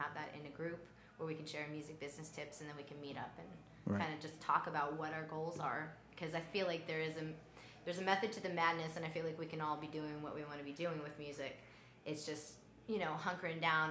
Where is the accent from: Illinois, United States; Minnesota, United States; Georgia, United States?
Georgia, United States; Atlanta; also born or lived in Roswell, Georgia; now in Marietta, United States; I'm so from Atlanta. I was born in Northside Hospital